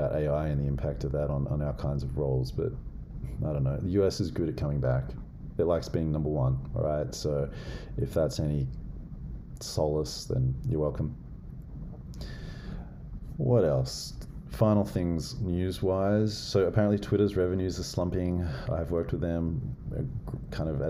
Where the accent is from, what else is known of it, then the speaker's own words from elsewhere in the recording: Australia; moved away; I know I'm a white dude, but as an Aussie